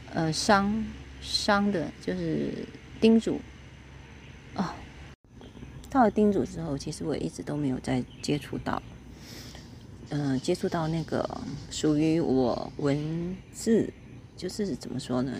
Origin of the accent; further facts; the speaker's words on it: Kaohsiung, Taiwan; 我是高雄人嘛，所以我们就是在一个工业区的环境里面